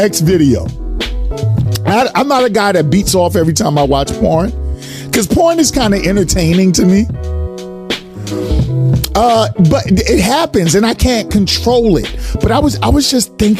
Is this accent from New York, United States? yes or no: yes; New York, United States; I'm from New York. I say skull